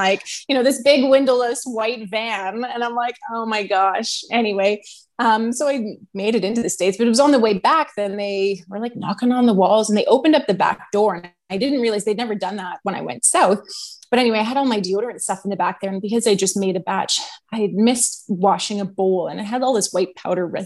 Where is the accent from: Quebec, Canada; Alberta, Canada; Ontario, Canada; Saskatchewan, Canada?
Alberta, Canada; Edmonton; moved away as an adult; also born or lived in Kamloops, British Columbia; I am born and raised in Edmonton